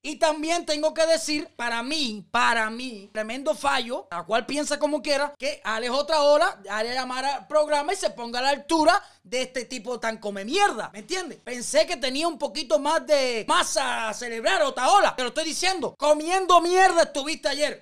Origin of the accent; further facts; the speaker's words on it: Cuba; los cubanos no somos así